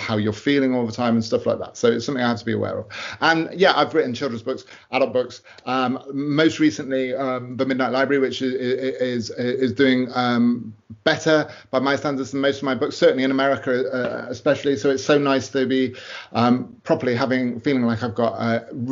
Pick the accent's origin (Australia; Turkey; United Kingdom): United Kingdom; I'm a British author